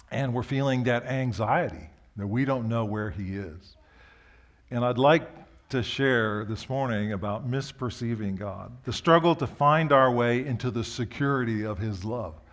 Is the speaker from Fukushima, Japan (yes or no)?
no; Osaka, Japan; So I grew up in Japan. My parents were missionaries. We'd go on vacation in the early years from where we lived in Osaka to the mountains of Karuizawa by train.